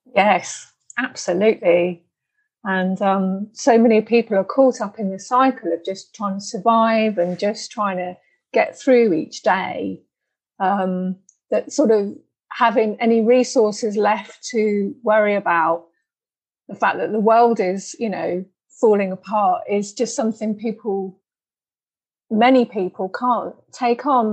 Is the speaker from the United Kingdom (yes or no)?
yes; United Kingdom; I'm British